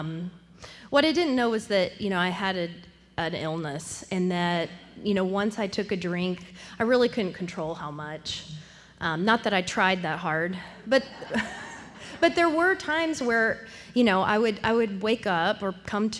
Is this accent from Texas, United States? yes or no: yes; Temple, Texas, United States; I'm from Temple, which is about an hour north of Austin